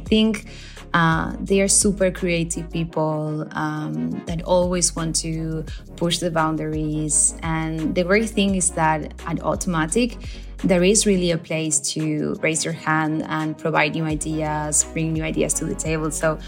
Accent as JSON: {"language": "English", "region": "Buenos Aires", "country": "Argentina", "moved": "yes", "lives_now": "Zagreb, Croatia", "said": "I'm from Buenos Aires, Argentina. Currently working from Zagreb, Croatia"}